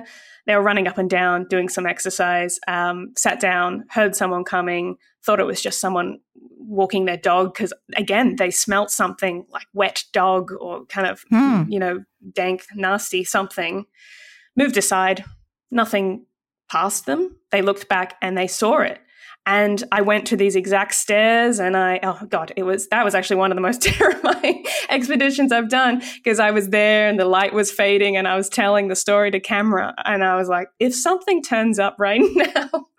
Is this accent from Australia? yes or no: yes; Australia; as an Aussie